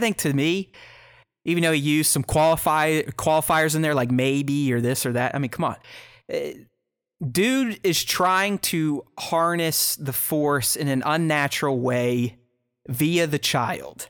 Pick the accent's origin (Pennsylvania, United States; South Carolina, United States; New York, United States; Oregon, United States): Pennsylvania, United States; Pittsburgh; one of my very good buddies, we grew up together in Pittsburgh